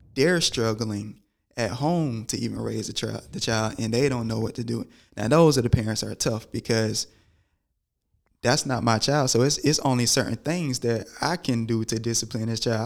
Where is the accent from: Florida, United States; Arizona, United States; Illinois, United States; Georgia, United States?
Georgia, United States; growing up in Georgia